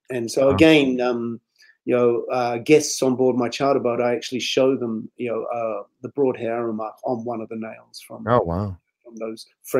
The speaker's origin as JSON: {"language": "English", "region": "England", "country": "United Kingdom", "tie": "born or raised there", "said": "As a kid growing up in England, mm-hmm. my whole family were military."}